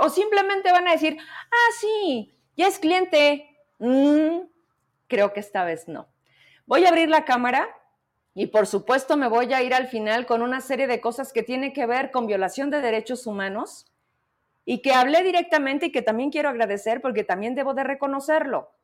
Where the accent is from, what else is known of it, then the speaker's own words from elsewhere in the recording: Zacatecas, Mexico; somos esos zacatecanos